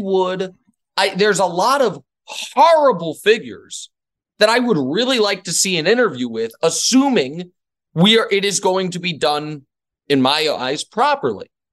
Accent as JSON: {"language": "English", "town": "Kansas City", "country": "United States", "moved": "as an adult", "lives_now": "New York City, United States", "said": "I'm from Kansas City"}